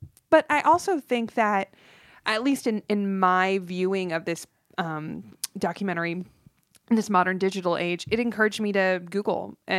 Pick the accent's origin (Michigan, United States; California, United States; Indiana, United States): California, United States; North Hollywood; I grew up in North Hollywood.